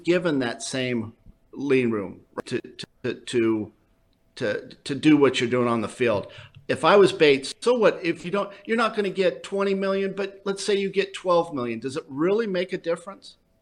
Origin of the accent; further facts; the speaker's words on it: Southern California, United States; growing up in Southern California